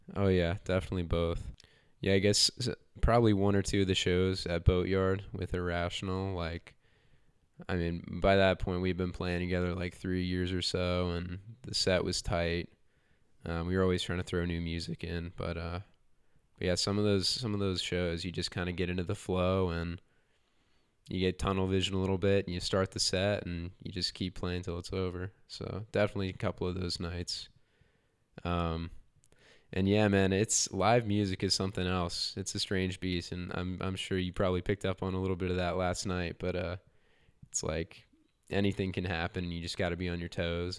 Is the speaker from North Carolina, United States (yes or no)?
yes; Huntersville, North Carolina, United States; also born or lived in Charlotte, North Carolina; Charlotte, North Carolina, born and raised. Um, but I'm I'm really from Huntersville